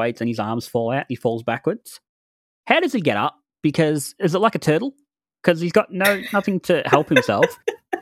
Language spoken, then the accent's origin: English; Australia; I'm Australian